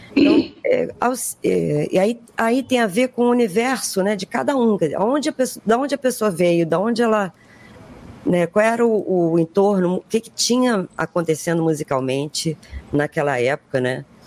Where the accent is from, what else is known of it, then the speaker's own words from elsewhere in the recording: Brazil; Eu não sou branca, sou brasileira